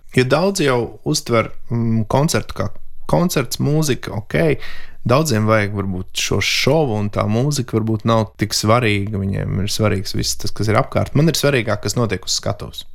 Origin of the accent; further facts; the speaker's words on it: Latvia; es esmu no Latvijas.